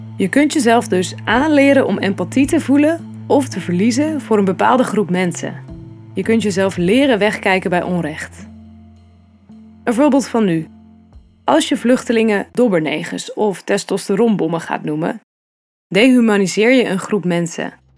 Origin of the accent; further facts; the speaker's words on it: Netherlands; wie wij zijn als Nederlanders